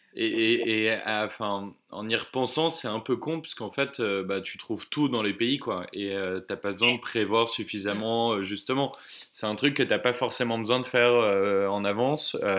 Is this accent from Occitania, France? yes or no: no; Oise, Hauts-de-France, France; moved away as an adult; now in Bordeaux, France; je, suis originaire de l'Oise, euh, vers Chantilly, Senlis, etc.